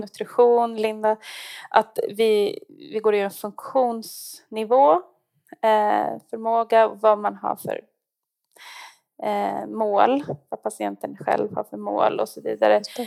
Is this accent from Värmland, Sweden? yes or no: no; Stockholm, Stockholm County, Sweden; moved away as an adult; now in Gällivare, Sweden; jag är stockholmare faktiskt